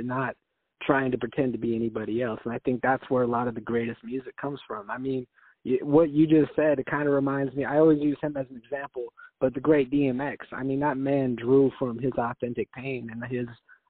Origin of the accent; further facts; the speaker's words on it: Salem, United States; because I'm from Salem, and I don't know if you've been there